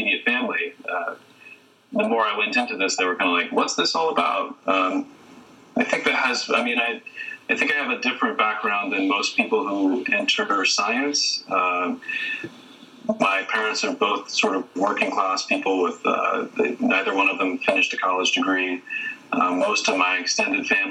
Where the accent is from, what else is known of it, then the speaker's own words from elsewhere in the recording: a small city near Columbus, Ohio, United States; moved away; I'm from Ohio. I'm from a small city near Columbus, Ohio